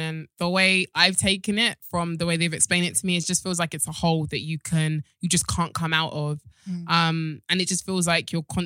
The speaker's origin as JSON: {"language": "English", "country": "Nigeria", "said": "I'm Nigerian"}